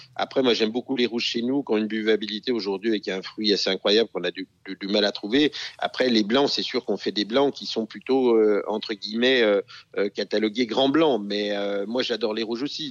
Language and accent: French; Jura, Bourgogne-Franche-Comté, France; je suis euh, du Jura bien sûr, c'est un domaine euh, de père en fils depuis 1650